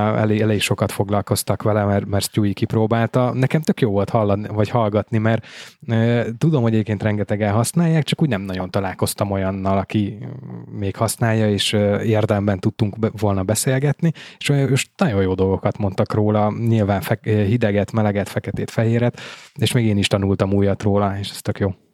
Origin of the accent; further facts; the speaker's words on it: Veszprém County, Hungary; én ugye Veszprém megyei vagyok, tehát nekünk a Veszprém megyei napló járt